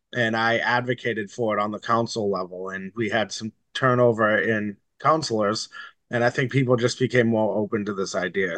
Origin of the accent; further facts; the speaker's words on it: Somerville, Massachusetts, United States; I grew up in Somerville